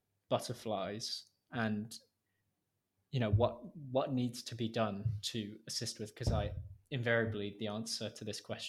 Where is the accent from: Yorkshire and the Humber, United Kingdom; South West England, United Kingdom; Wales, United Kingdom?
Wales, United Kingdom; I'm from Wales